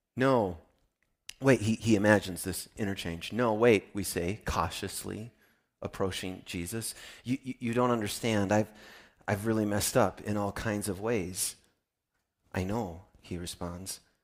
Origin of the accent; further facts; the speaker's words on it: Midwest, United States; I'm from the Midwest